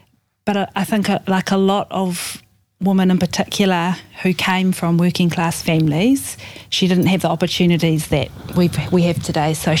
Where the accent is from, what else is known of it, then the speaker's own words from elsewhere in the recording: Bay of Plenty, New Zealand; now in Top of the South Island, New Zealand; I didn't grow up here in the South Island. I grew up in the Bay of Plenty.